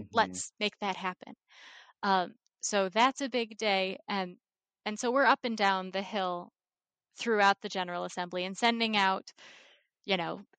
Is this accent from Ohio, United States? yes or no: yes; Ohio, United States; now in Virginia, United States; I grew up in Ohio